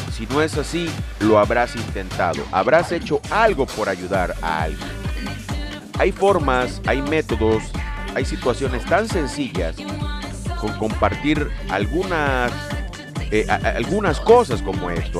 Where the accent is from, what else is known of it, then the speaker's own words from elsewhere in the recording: Lerdo de Tejada, Veracruz, Mexico; la gente de Ciudad Lerdo de Tejada en el estado de Veracruz, de donde yo soy nativo